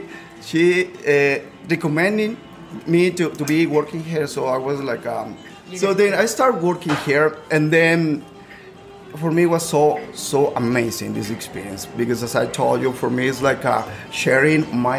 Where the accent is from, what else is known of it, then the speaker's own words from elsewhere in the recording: Tequila, Jalisco, Mexico; English is a second language; moved away as an adult; now in Orlando, United States; So I was born and raised in Tequila, in the town.